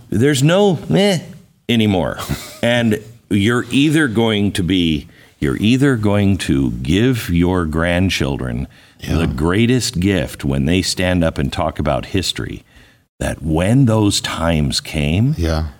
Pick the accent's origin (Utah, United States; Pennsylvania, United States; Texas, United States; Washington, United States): Washington, United States; Seattle; moved away; also born or lived in Phoenix; I grew up in Seattle